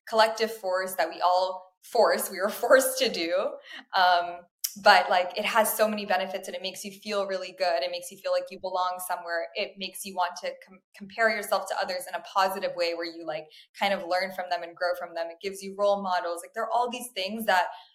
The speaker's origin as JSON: {"language": "English", "town": "Miami", "region": "Florida", "country": "United States", "tie": "born or raised there", "said": "I was born in Miami, which is, a lot of people are surprised to hear that, but that's where my parents chose to raise our very Indian family."}